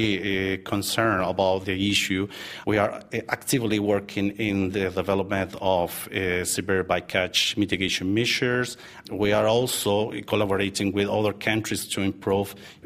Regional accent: Chile; I'm from Chile

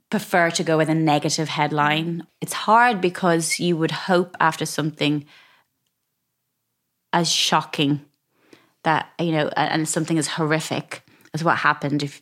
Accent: Ireland; But I think growing up in Ireland

